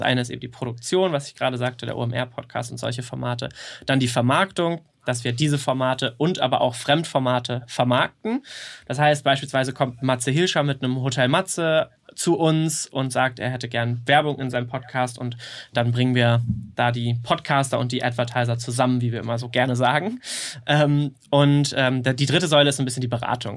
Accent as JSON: {"language": "German", "area": "near Kiel", "region": "Schleswig-Holstein", "country": "Germany", "moved": "as an adult", "lives_now": "Hamburg, Germany", "said": "ich komme eigentlich aus der Nähe von Kiel"}